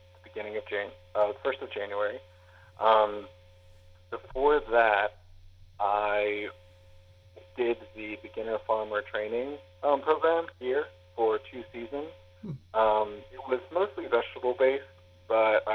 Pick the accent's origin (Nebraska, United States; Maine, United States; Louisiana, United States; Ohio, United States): Louisiana, United States; moved away; also born or lived in Edinburgh, United Kingdom; I am actually originally from Louisiana